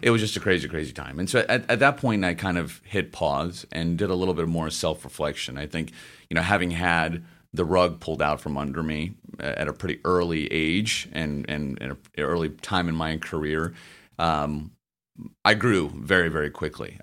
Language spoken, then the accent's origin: English; Memphis, Tennessee, United States; moved away as an adult; also born or lived in St. Louis; I grew up in Memphis, Tennessee